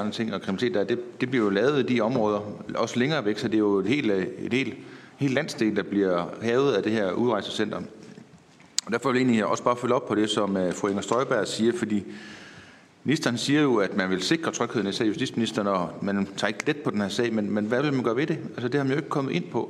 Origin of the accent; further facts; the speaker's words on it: Herning, Central Denmark Region, Denmark; Altså jeg er jo selv fra Herning af.